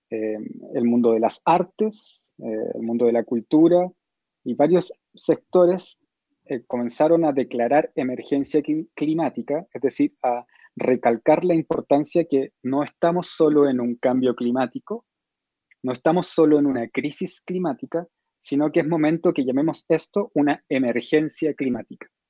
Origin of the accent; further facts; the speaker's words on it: Chile; yo que soy chileno